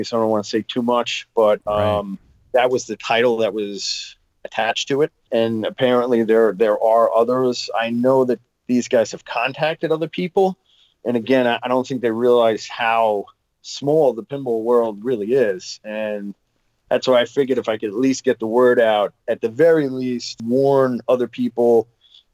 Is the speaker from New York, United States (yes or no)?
yes; Long Island, New York, United States; I grew up on Long Island